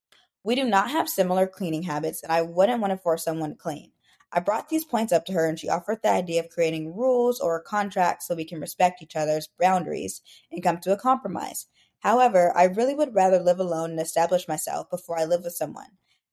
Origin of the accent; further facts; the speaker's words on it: Arizona, United States; now in Raleigh, United States; I'm originally from Arizona, graduated from Arizona State, and I'm also a newer East Coast girly, hopefully not for too long.